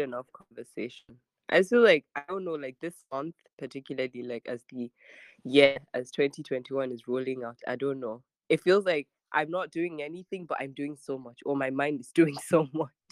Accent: Abuja, Federal Capital Territory, Nigeria; also born or lived in Niger State / Kebbi / Sokoto; I was born in Niger State. Um, I grew up um, and still currently live in Abuja, but my father is from Kebbi

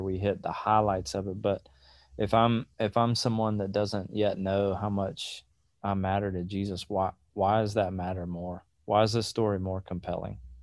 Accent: South Georgia, United States; moved away; also born or lived in Atlanta, Georgia; I grew up in South Georgia. We moved to Atlanta.

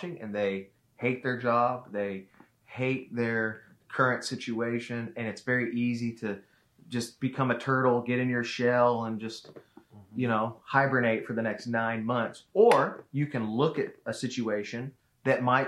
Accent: the South, United States; moved away as an adult; now in Tacoma, United States; I grew up in the South.

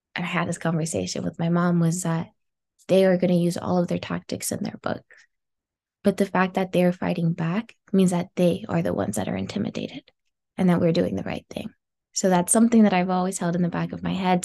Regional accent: Los Angeles, California, United States; I grew up in South Los Angeles

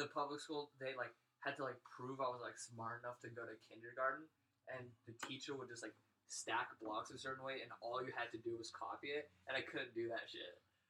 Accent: Laramie, Wyoming, United States; moved away as an adult; now in Denver, United States; Yeah, I was born and raised in Laramie, and I lived there up until like August of this year.

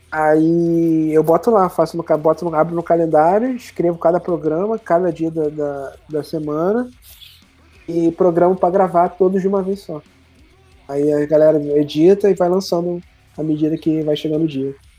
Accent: Nova Iguaçu, Rio de Janeiro, Brazil; eu nasci, como eu cresci em Nova Iguaçu, que é a cidade que eu, é uma cidade meio que do interior aqui do Rio

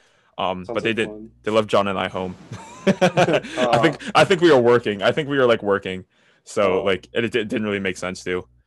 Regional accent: United States; I'm an American

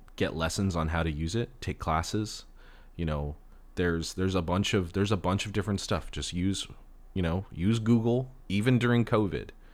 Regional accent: Los Angeles, California, United States; I was born and raised in Los Angeles

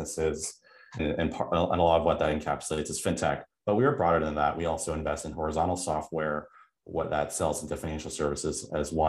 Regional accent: Vancouver, British Columbia, Canada; moved away as an adult; also born or lived in Toronto; I was born and raised in Vancouver

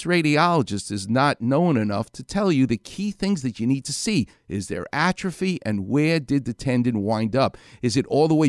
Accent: New York City, New York, United States; I ain't from Huntington Beach. I'm from Far Rockaway.

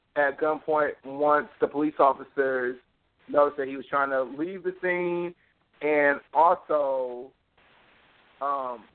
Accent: United States; I'm from America

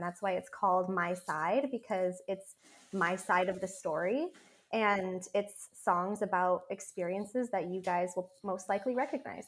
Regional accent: Monroe, Washington, United States; moved away as an adult; now in Los Angeles, United States; we're from Monroe

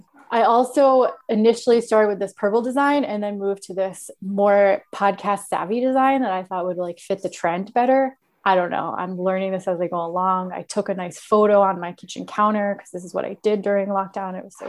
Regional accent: United States; You have just the accent. I'm too American.

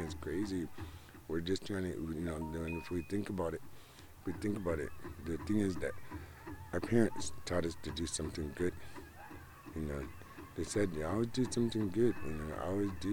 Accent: Nagaajiwanaang, Minnesota, United States; I'm on my reservation. I'm from Nagachiwanong. Our reservation's the first one that took the money

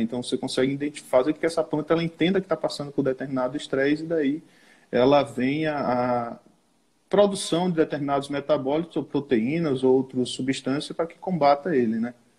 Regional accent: Cruz das Almas, Bahia, Brazil; eu sou de Cruz das Almas, ali interiorzinho perto de Salvador, né? Mas a região que eu atuo, que eu trabalho, é aqui no oeste da Bahia

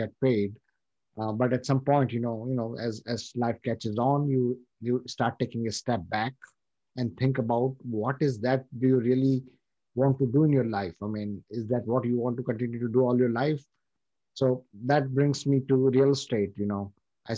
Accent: India; moved away as an adult; now in United States; I come from India

